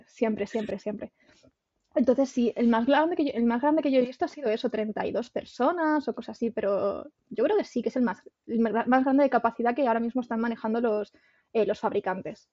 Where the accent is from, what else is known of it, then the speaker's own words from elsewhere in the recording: Extremadura, Spain; yo soy de Extremadura